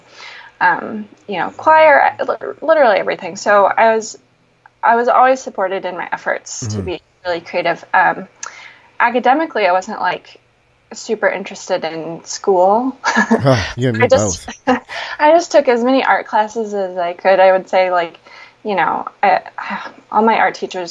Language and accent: English; Marquette, Michigan, United States; moved away as an adult; now in Portland, United States; I'm from Marquette, which is a tiny little town, well, actually the biggest city in the Upper Peninsula